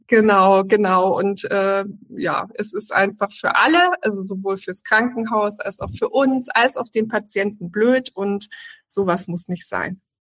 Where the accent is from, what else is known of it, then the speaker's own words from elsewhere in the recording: Germany; also born or lived in Hamburg; bei uns in Deutschland